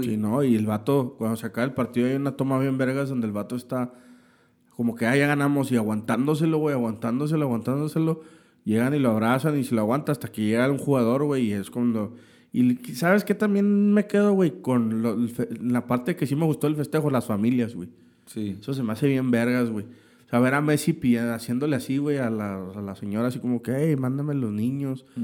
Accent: Mexico

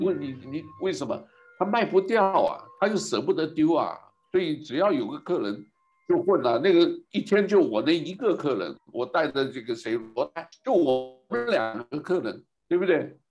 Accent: Taiwan; also born or lived in mainland United States; now in Hawaii, United States; 从台湾出来的时候没有想那么多的

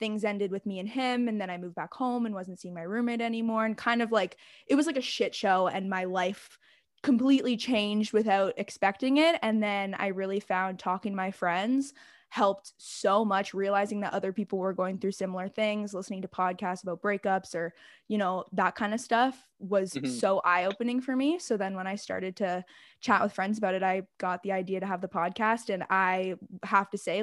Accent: Toronto, Ontario, Canada; I was born and raised in Toronto.

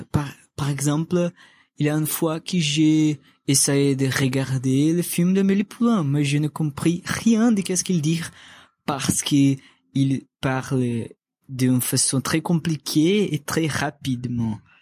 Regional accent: Fortaleza, Ceará, Brazil; first language Portuguese; French is a second language; je parle déjà le portugais parce que je suis né en Brésil

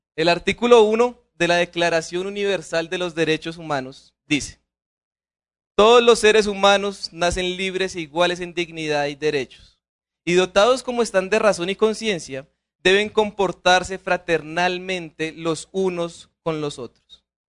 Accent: Colombia; Como colombianos no conocemos la pobreza

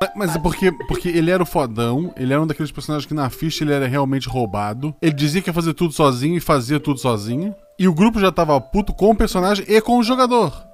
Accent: Florianópolis, Santa Catarina, Brazil; numa ilha distante, inclusive, e que é Florianópolis, é o lugar onde eu nasci.

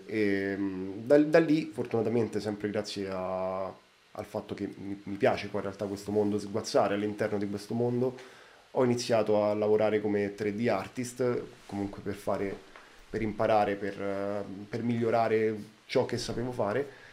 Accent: Rome, Lazio, Italy; Io vengo da Roma

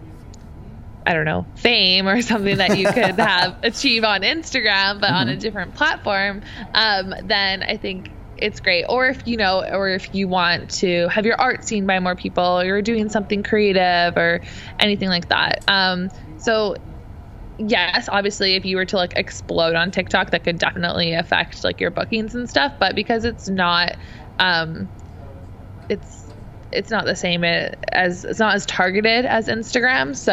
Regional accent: Canada; being a Canadian

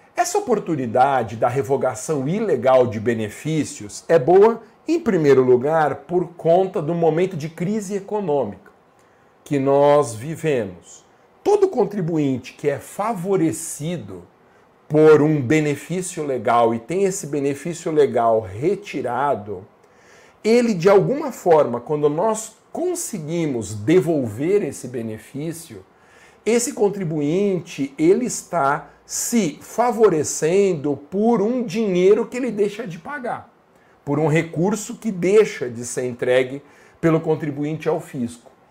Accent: Guarulhos, São Paulo, Brazil; em Guarulhos, minha cidade natal

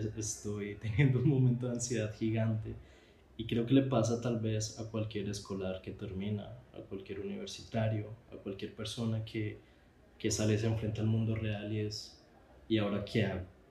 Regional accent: Colombia; moved away as an adult; now in Spain; soy colombiano

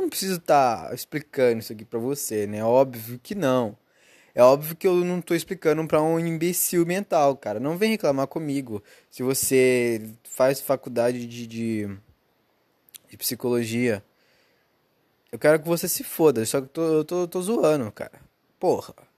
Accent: Brazil; moved away; Eu sou brasileiro

